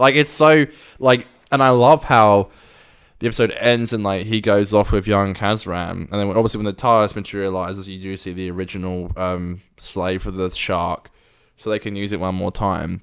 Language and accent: English; United Kingdom; accent: British; moved away; I'm from, I'm from, like, outside of London